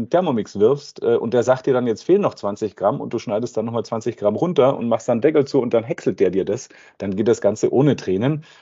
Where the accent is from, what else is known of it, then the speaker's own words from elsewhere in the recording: Bavaria, Germany; Ich bin auf dem Land aufgewachsen am Ammersee, da war immer schon viel mit Natur und ähm, wir waren wahrscheinlich eine der ersten äh, bayerischen äh, Kommunen mit den Grünen im, im, Gemeinderat